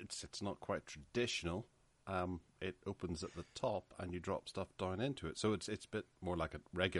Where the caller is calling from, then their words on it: Northern Ireland, United Kingdom; Well, I'm coming from Northern Ireland. I'm in my house, but I work every day, sometimes from home, sometimes in work.